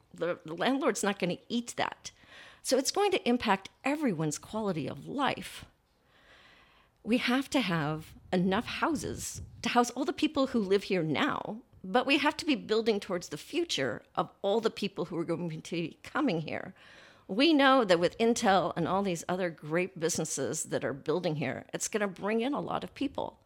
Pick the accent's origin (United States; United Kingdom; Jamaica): United States; California gold country; moved away as an adult; also born or lived in San Francisco Bay Area; now in Columbus, United States; my childhood was in the California gold country